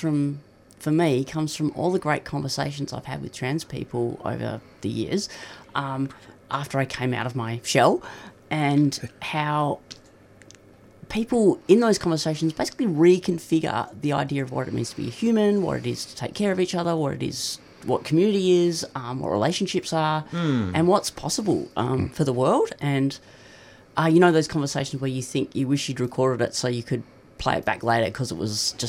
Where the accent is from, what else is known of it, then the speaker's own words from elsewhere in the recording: Perth, Western Australia, Australia; now in Melbourne, Australia; And I grew up in Perth, and that was many years ago, and I didn't know anyone who was trans.